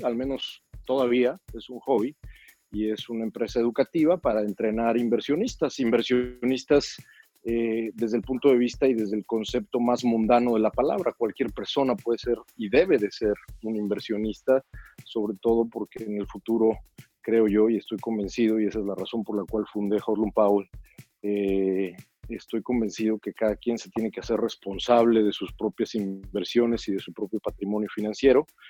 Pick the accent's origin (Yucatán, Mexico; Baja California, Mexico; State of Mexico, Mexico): State of Mexico, Mexico; Toluca; moved away as an adult; Soy de Toluca